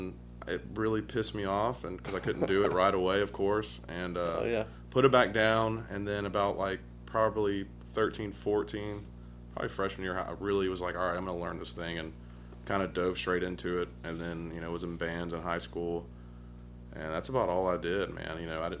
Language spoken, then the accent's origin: English; Vestavia Hills, Alabama, United States; Vestavia Hills, right up the road. Grew up in the suburbs. Pretty normal, nice life. Grew up in a cul-de-sac.